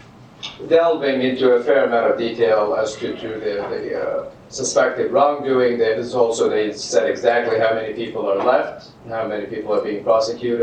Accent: Jeddah, Makkah Province, Saudi Arabia; Jeddah, for instance, which is where my hometown

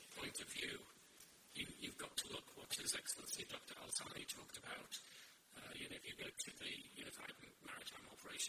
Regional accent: United Kingdom; As one British officer on a base of 750 French

